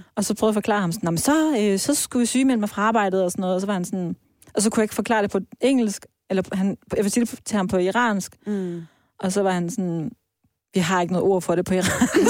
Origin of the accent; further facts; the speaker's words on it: Vejle, Southern Denmark, Denmark; moved away; also born or lived in Iran; jeg er opvokset i Vejle, i Jylland